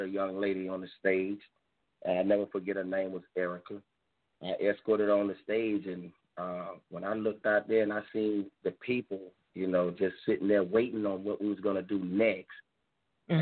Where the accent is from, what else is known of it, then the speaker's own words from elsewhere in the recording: Campbellton, Florida, United States; now in Dothan, United States; I was born in a little small town called Camelton, Florida. We got two liquor stores, and everything else is dirt roads